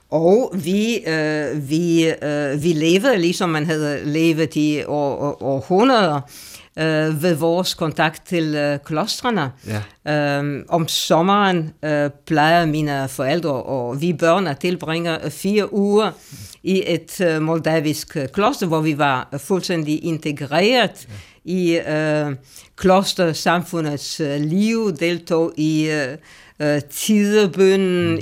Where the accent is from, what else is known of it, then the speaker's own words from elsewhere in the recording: Romania; moved away; jeg kommer fra Rumænien. Øh, og jeg blev født, og det kan jeg, det kan jeg godt sige lige ud, i nitten fire og halvtreds